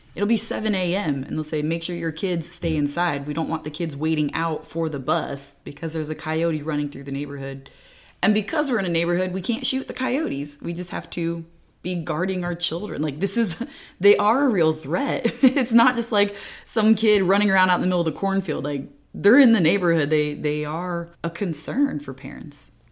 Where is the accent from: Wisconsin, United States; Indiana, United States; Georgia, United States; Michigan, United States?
Indiana, United States; moved away as an adult; also born or lived in Texas; I grew up here in Indiana, and then I went to Texas